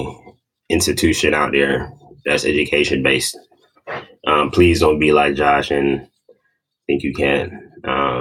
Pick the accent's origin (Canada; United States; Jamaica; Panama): Jamaica; moved away; I'm Jamaican